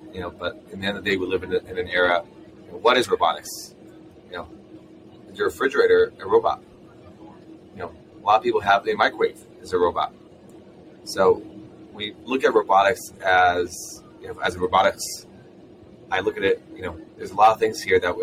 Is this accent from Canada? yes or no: no; Israel; moved away as an adult; now in San Francisco, United States; I'm originally from Israel, and that's where we started the company